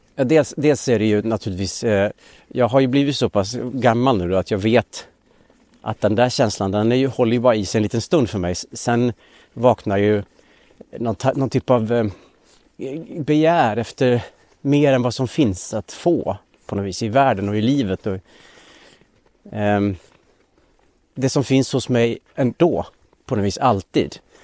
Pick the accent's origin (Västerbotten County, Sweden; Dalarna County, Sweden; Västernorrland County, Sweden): Dalarna County, Sweden; Linghed; now in Stockholm, Sweden; skogarna runt Linghed där jag växte upp i Dalarna